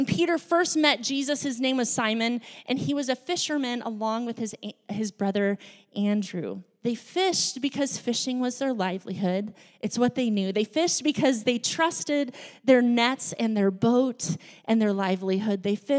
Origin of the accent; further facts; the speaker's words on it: Laos; also born or lived in Thailand; I grew up in a foreign country. I grew up in Laos and Thailand, and Laos was a developing country.